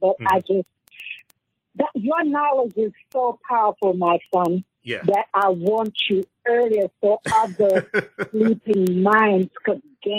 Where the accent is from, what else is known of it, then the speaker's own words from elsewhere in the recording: Ghana; also born or lived in Harlem, New York; now in United States; I'm from Ghana.